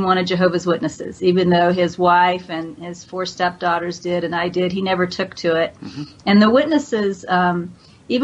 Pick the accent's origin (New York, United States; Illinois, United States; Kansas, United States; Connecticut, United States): Kansas, United States; moved away; it was a Christian culture. I was raised in Kansas